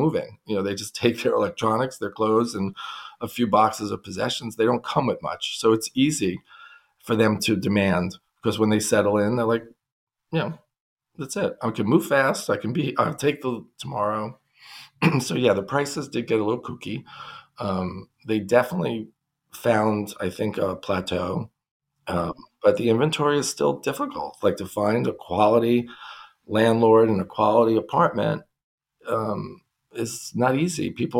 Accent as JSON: {"language": "English", "town": "New York City", "region": "New York", "country": "United States", "tie": "born or raised there", "said": "I grew up in Brooklyn"}